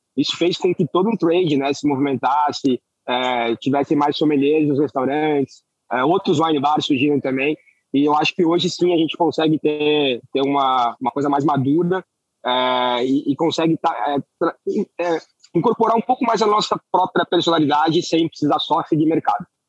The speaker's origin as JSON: {"language": "Portuguese", "town": "Florianópolis", "region": "Santa Catarina", "country": "Brazil", "said": "Eu sou de Florianópolis"}